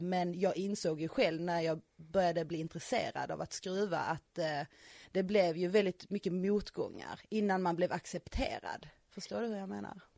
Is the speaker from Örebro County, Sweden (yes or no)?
no; Skåne, Sweden; moved away as an adult; now in Östergötland, Sweden; Jag är ju faktiskt uppvuxen i Skåne